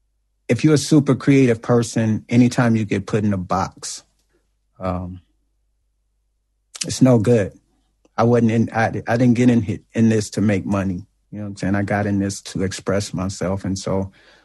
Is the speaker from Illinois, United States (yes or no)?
yes; East St. Louis, Illinois, United States; I'm from East St. Louis